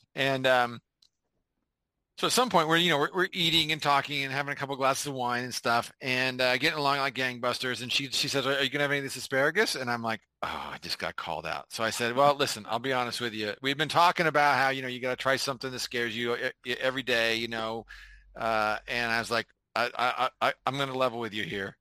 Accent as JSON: {"language": "English", "area": "Bay Area", "region": "California", "country": "United States", "tie": "born or raised there", "said": "I grew up in the Bay Area"}